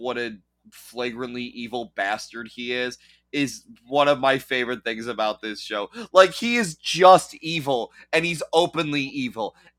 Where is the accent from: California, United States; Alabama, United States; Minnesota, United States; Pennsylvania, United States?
Pennsylvania, United States; Pittsburgh; I'm from Pittsburgh